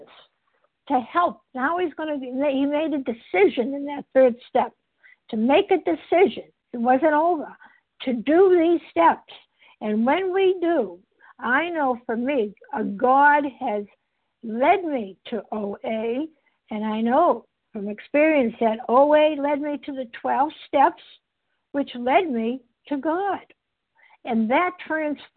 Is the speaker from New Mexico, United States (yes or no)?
no; Massachusetts, United States; I'm not from Canada, I'm from Massachusetts